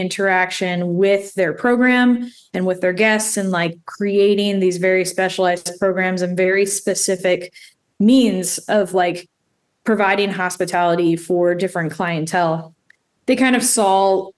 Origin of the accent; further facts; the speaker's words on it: Baltimore, Maryland, United States; also born or lived in Annapolis, Maryland / Lynchburg, Virginia / Richmond, Virginia; So I'm born and raised in Baltimore.